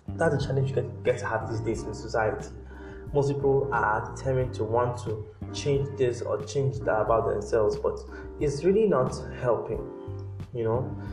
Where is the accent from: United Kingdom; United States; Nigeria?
Nigeria; as Nigerian